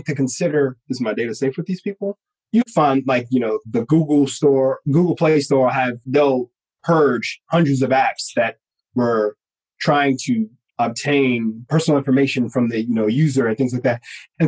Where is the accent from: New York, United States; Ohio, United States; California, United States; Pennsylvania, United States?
New York, United States; New York City; moved away; also born or lived in Georgia; my hometown is Bronx, New York